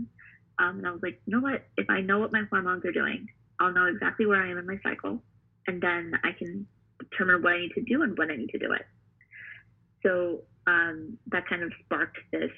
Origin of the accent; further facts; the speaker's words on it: New Jersey, United States; also born or lived in New York; I grew up in New York and moved to New Jersey. I literally grew up in New Jersey for most of my life